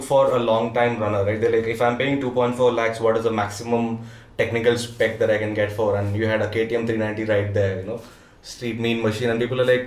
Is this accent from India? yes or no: yes; Kochi, Kerala, India; I'm from Cochin, born and brought up there. Konkani, born and brought up in Cochin